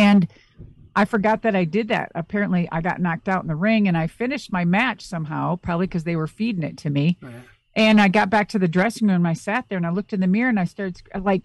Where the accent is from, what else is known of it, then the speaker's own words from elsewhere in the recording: Minnesota, United States; I'm very close to Canada because I'm originally from Minnesota.